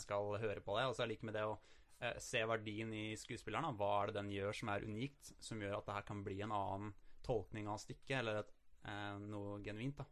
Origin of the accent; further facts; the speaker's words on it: Toten, Innlandet, Norway; moved away; jeg er fra Toten